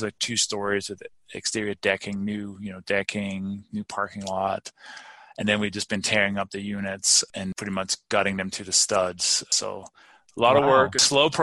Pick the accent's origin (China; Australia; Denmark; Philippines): Denmark; moved away as an adult; also born or lived in London / Maryland / Albuquerque, New Mexico; now in Colorado, United States; I grew up in Denmark, been here since 1996, and actually moved to London in the early 90s